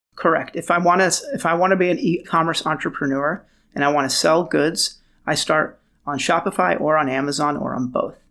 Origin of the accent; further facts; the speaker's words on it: Beirut, Beirut Governorate, Lebanon; moved away; also born or lived in Los Angeles / San Francisco / New York; I was born in Beirut, Lebanon